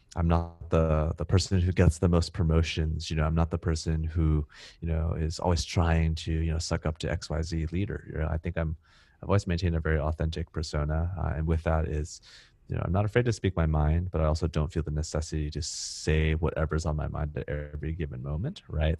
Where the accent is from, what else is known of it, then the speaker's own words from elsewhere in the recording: Silicon Valley, California, United States; moved away as an adult; now in Singapore; where I grew up, you know, in Silicon Valley